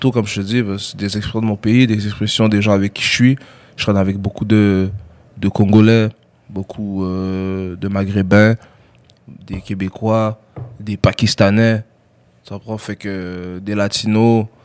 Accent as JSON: {"language": "French", "town": "Douala", "region": "Littoral", "country": "Cameroon", "said": "Mais je suis resté à Douala, parce que moi, je, je viens de, la ville de Douala."}